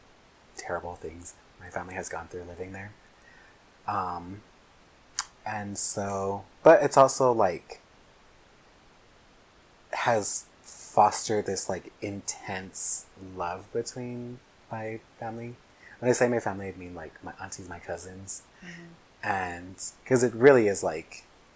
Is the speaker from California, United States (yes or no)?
yes; Los Angeles, California, United States; I grew up, I'm from LA. I lived in South Central. That's where I grew up